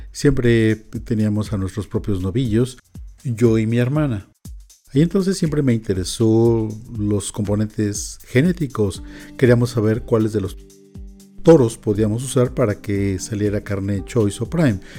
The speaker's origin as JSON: {"language": "Spanish", "region": "California", "country": "United States", "said": "nosotros somos de California, allá se usa mucho el menudo"}